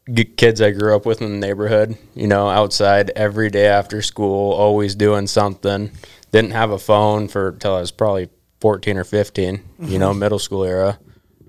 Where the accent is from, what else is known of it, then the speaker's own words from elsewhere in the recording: Soldotna, Alaska, United States; I went to So-High and Kenai. Okay. Freshman year, I spent at Kenai. And then my sophomore year, spent at So-High.